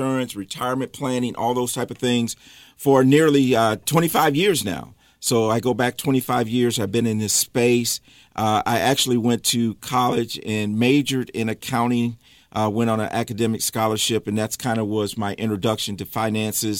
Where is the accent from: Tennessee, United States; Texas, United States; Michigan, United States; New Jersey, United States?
Michigan, United States; moved away as an adult; now in Charlotte, United States; I am from Michigan. I grew up in Michigan, moved to Charlotte in 2014 with my family